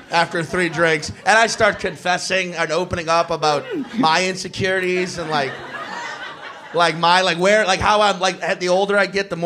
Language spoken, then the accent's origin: English; Chalmette, Louisiana, United States; I'm from like the Staten Island of New Orleans. Chalmette